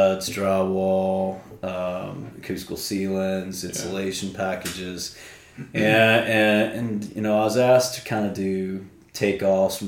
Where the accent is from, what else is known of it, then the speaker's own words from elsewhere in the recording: Mississippi, United States; I grew up in Mississippi. That's where I was born and raised